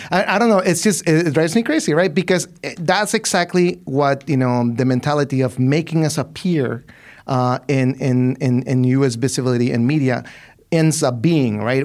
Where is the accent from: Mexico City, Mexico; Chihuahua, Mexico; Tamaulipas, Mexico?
Chihuahua, Mexico; Ciudad Juárez; I'm from Ciudad Juarez. Right? I'm from that city